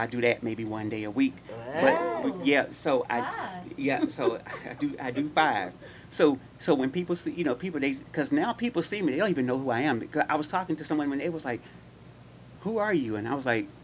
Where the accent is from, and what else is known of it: Gary, Indiana, United States; born or raised there; moved away